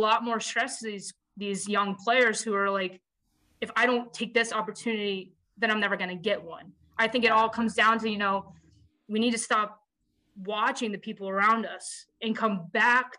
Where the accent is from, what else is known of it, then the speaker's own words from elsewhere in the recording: Las Vegas, Nevada, United States; moved away; I'm from Las Vegas